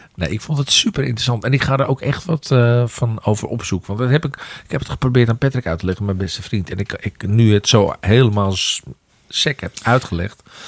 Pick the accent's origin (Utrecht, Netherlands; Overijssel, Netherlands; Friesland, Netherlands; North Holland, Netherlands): North Holland, Netherlands; Amsterdam; in mijn geboorte, eh, waar mijn geboortegrond eh, is, in Amsterdam Noord